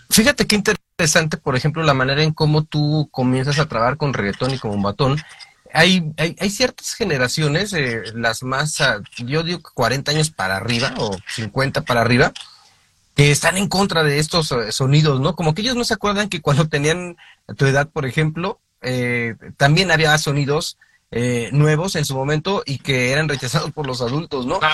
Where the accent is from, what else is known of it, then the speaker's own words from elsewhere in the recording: Mexico; nuestra perspectiva en, en, en, México